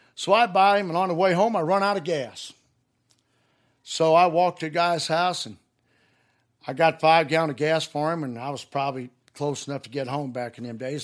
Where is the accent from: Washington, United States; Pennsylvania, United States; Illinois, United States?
Illinois, United States; Highland; also born or lived in Greenville, Illinois; I was raised up around Highland, Illinois and Greenville, Illinois